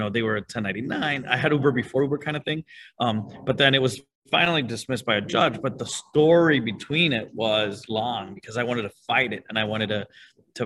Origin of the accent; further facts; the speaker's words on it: Venezuela; moved away as an adult; now in Miami, United States; I'm originally from Venezuela, and at 24, I decided to get married, move to Miami and start a business all at the same time